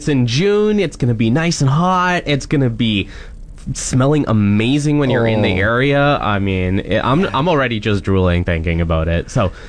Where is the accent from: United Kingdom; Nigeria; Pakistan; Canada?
Canada; Cambridge, Ontario; moved away; also born or lived in Whitehorse; I lived back in Cambridge in my hometown.